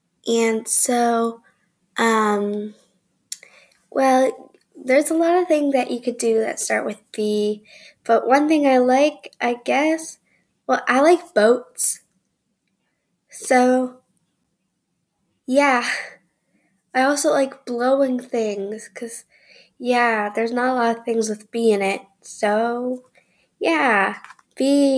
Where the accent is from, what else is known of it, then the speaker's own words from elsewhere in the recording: New York, United States; I am 13 years old, and I am from New York.